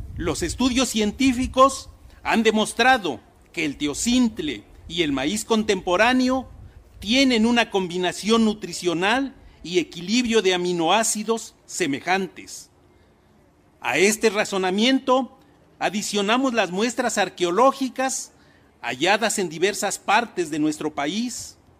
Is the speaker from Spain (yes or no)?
no; Mexico; Como mexicano, y que según el Popol Vuh, mis ancestros fueron criados de masa de maíz